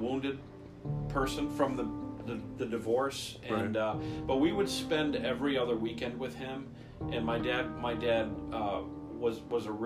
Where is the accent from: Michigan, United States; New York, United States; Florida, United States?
Michigan, United States; Flint; born and raised in Flint, Michigan.